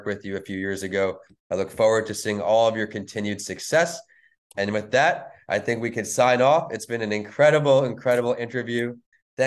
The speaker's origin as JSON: {"language": "English", "town": "Northport", "region": "New York", "country": "United States", "tie": "born or raised there", "moved": "yes", "lives_now": "Tampa, United States", "said": "I'm from Northport originally. That's where I graduated from."}